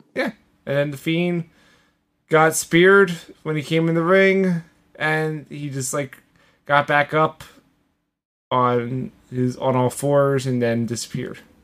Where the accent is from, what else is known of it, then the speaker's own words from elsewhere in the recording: Philadelphia, Pennsylvania, United States; I'm a Philadelphian